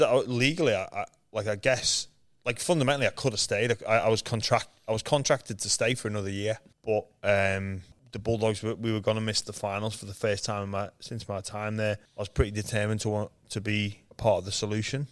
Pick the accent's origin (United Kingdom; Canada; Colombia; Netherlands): United Kingdom; England; moved away as an adult; when I was growing up in England